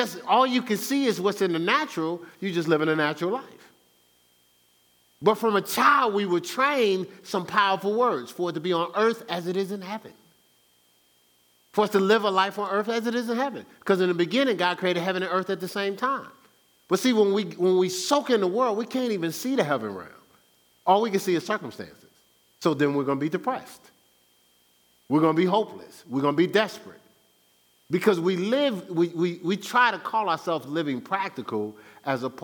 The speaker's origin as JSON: {"language": "English", "town": "Newark", "region": "New Jersey", "country": "United States", "said": "I'm from Brick City"}